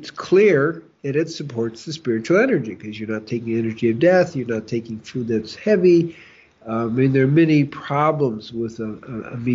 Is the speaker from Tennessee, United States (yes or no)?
no; Chicago, Illinois, United States; well growing up in Chicago